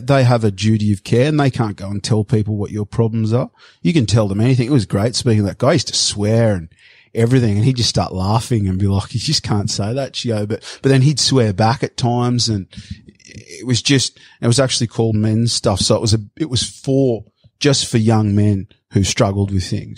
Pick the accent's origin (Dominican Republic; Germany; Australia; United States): Australia; Sydney, New South Wales; moved away; I'm a surfy from Bondi